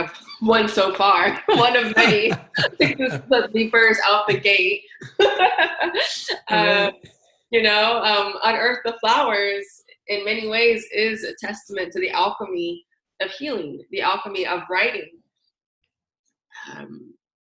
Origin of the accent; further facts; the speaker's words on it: San Francisco, California, United States; I'm born and raised in San Francisco, California